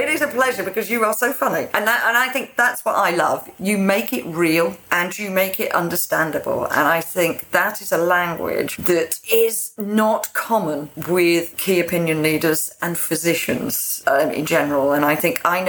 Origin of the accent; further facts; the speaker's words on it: Isle of Man; I'm Manx